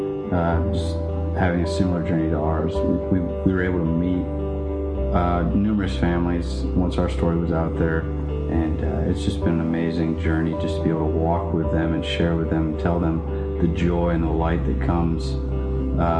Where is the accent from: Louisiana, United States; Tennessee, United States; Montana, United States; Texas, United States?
Texas, United States; Abilene; moved away as an adult; also born or lived in San Antonio, Texas; We're originally from Abilene, Texas. We met in high school